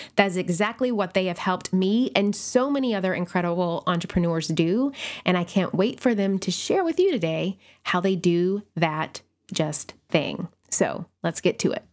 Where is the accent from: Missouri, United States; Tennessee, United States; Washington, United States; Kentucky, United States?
Tennessee, United States; Nashville; my hometown of Nashville, Tennessee